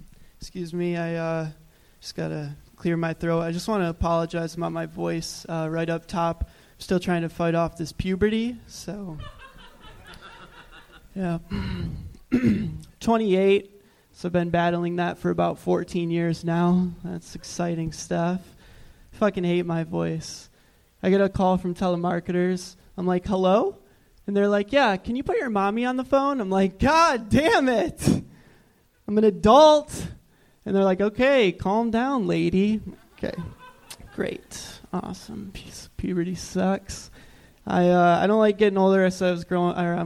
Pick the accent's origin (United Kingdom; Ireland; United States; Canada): United States; Michigan